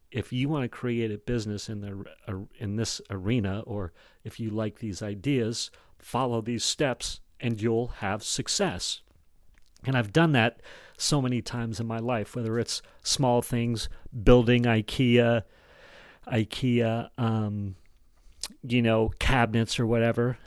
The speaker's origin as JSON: {"language": "English", "town": "Jackson", "country": "United States", "tie": "born or raised there", "said": "growing up in Jackson and being, uh, into snow sports"}